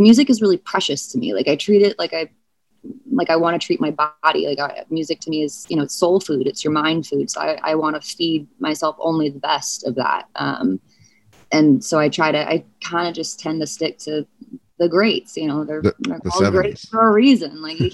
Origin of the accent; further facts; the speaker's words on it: St. Louis, Missouri, United States; I was born in St. Louis.